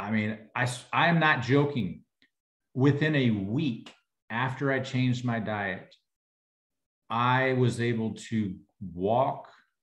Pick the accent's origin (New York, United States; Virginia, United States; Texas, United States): Texas, United States; I'm from Texas